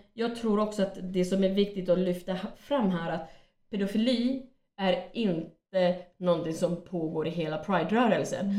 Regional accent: Finland; also born or lived in Sweden; jag är från Finland.

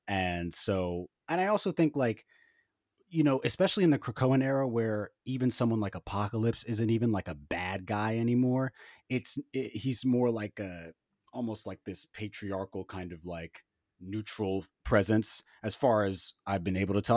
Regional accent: New York City, New York, United States; I'm from Harlem

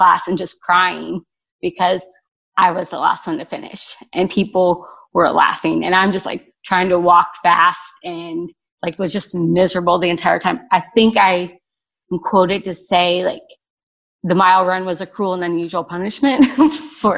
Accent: Cincinnati, Ohio, United States; I grew up outside of Cincinnati, Ohio, and was born to two parents.

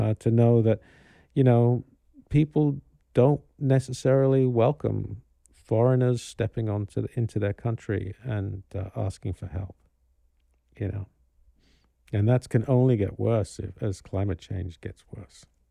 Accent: Kano, Kano State, Nigeria; moved away; also born or lived in London; I grew up in Carnu

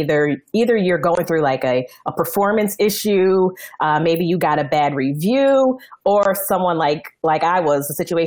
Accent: Northeast, United States; I'm from the Northeast

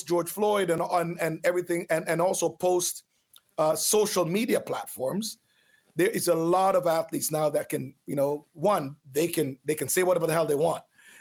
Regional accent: Jamaica; also born or lived in Oakville, Ontario, Canada; now in Canada; I grew up on a farm

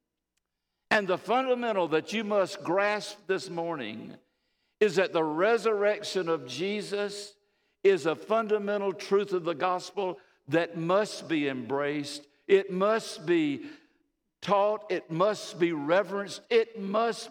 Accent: United States; we're Americans

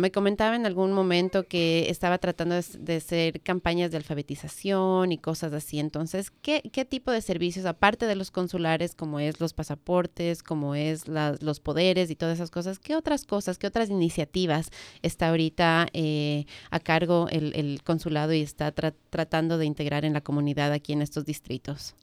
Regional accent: Ecuador; now in Washington area, United States

